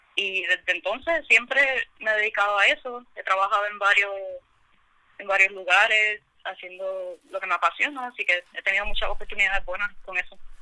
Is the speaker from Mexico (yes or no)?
no; San Juan, Puerto Rico; now in Carolina, Puerto Rico; originalmente no soy de Carolina, soy más de San Juan. Ahora, recientemente que me mudé para Carolina